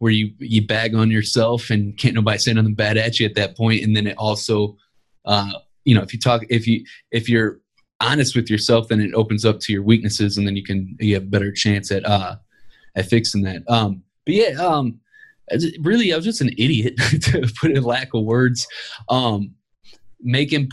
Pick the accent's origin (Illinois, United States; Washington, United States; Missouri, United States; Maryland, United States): Missouri, United States; Ferguson; I grew up in Ferguson, Missouri, raised by my mother.